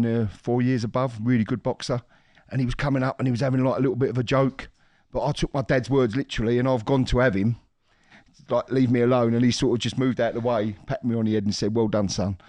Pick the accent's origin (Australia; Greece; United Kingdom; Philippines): United Kingdom; London; we're from, like, ex East End, you know, we're all from the East End